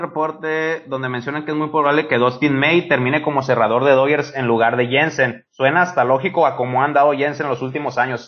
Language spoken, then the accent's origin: Spanish; Mexico; como mexicano